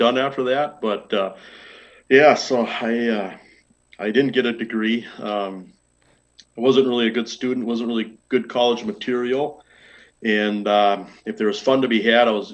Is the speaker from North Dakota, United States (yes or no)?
yes; Minot, North Dakota, United States; growing up in Minot